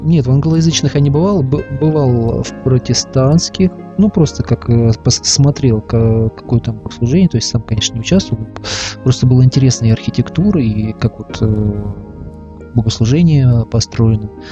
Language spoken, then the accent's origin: Russian; Russia; я православный христианин из России